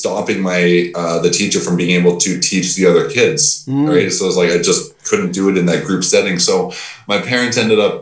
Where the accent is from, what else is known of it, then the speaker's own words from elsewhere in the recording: Mission, British Columbia, Canada; the same place that I'm coming from